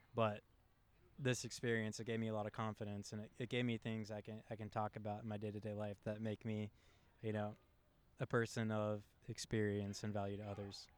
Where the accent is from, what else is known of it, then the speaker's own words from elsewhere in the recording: West Chester, Ohio, United States; I grew up in Westchester